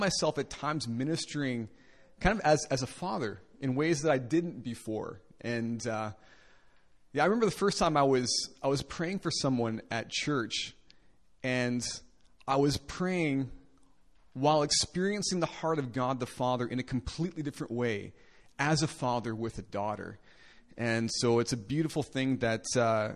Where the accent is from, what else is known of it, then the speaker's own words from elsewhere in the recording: Winnipeg, Manitoba, Canada; So I'm from Canada, in case you're interested, from a city called Winnipeg.